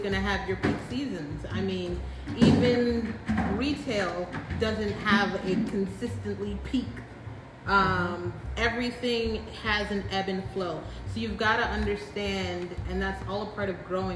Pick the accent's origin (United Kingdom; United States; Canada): United States; New York City, New York; now in Florida, United States; we're all from Brooklyn